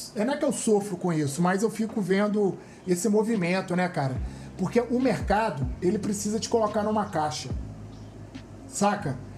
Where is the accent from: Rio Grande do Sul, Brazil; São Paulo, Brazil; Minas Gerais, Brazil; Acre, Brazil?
Minas Gerais, Brazil; Belo Horizonte; moved away as an adult; now in Rio de Janeiro, Brazil; eu sou do Alto Veracruz